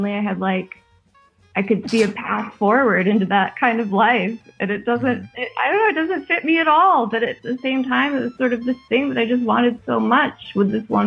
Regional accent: United States; moved away as an adult; now in Spain; don't know if you can tell from my accent, I'm an American. I live in Europe

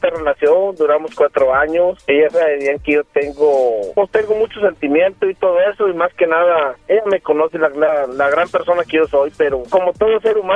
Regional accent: Aguascalientes, Mexico; de donde yo vengo de Aguascalientes

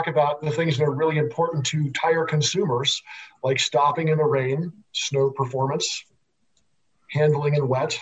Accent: Nebraska, United States; I also grew up in the Midwest. I grew up in Nebraska

